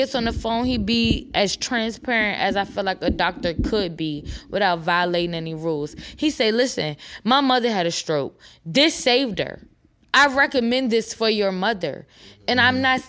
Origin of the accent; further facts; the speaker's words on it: New York, United States; moved away; I'm from New York. My whole family drove down here in the same day